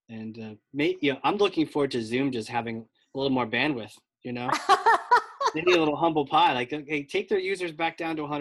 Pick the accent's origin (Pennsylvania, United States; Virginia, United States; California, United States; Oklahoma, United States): Virginia, United States; So I'm from Virginia too